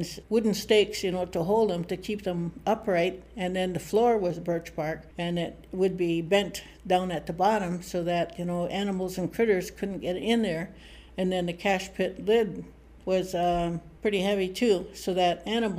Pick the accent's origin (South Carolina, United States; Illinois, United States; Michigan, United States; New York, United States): Michigan, United States; Charlevoix; I'm an Odawa from, we call it Wauganuxing, place of the Crooked Tree, Emmett County, Michigan.